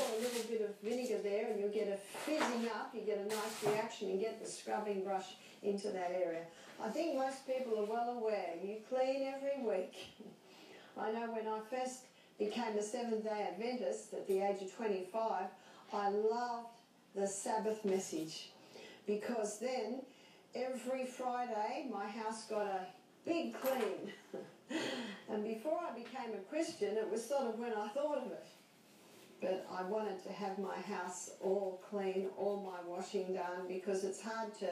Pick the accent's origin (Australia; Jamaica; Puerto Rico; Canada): Australia; I'm Australian